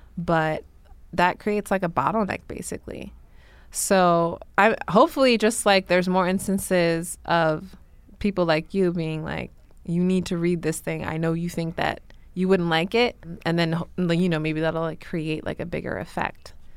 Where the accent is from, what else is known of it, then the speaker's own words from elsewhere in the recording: New York City, New York, United States; young black girl growing up in Brooklyn